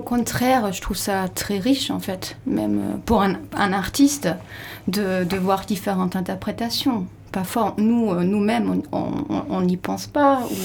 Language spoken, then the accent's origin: French; Labenne, Nouvelle-Aquitaine, France; moi je suis de la Benne, je connais bien le lieu